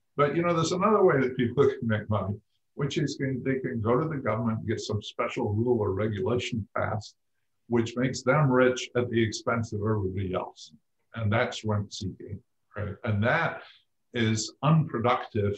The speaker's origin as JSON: {"language": "English", "region": "Scotland", "country": "United Kingdom", "tie": "born or raised there", "moved": "yes", "said": "I grew up in Scotland"}